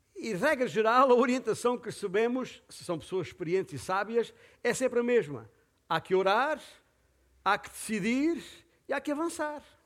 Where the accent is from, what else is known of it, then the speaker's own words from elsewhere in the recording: Portugal; aqui em Portugal como portugueses